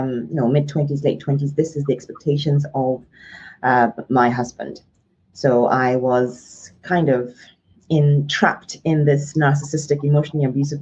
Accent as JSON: {"language": "English", "country": "Ghana", "tie": "born or raised there", "said": "My childhood, when I was born and raised in Ghana, was a very colorful, vibrant one"}